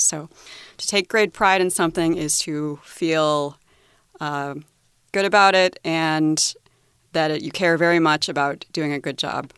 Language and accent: English; United States; as an American